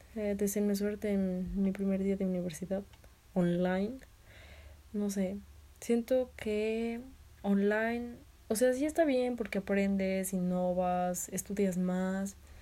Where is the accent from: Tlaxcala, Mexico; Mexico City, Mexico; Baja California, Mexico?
Tlaxcala, Mexico; soy de Tlaxcala, Tlaxcala, México